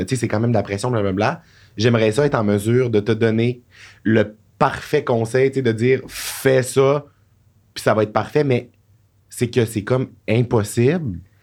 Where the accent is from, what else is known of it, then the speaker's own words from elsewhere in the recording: Jonquière, Quebec, Canada; accent: Saguenay; moved away; je viens de Jonquière